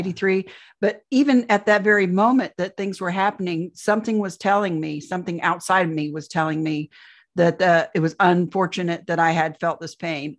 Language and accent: English; Indiana, United States; I'm from Indiana, Midwest girl, born and raised, never went anywhere else